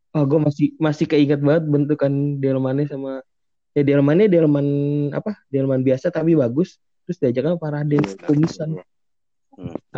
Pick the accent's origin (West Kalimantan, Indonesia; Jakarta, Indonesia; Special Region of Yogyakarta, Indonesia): Jakarta, Indonesia; now in Depok, Indonesia; Jadi gue dulu sebenarnya uh, hmm. kan gue dari Senopati kan.